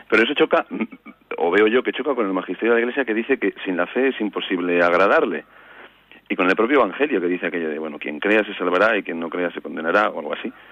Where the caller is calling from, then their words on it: Vitoria, Basque Country, Spain; Buenos días … de Vitoria.